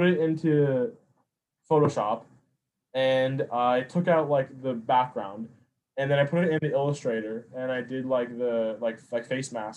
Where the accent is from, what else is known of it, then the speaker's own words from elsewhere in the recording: Minnesota, United States; I'm from the Midwest, like I grew up here in Minnesota